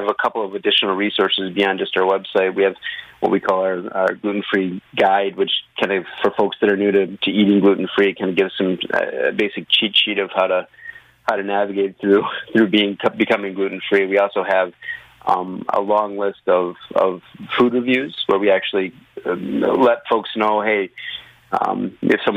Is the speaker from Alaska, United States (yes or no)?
no; Hope, Michigan, United States; I grew up in a little town called Hope in Michigan